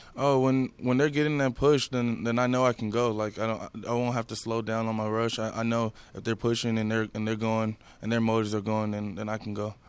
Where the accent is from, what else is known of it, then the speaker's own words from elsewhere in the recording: Houston, Texas, United States; I grew up in Houston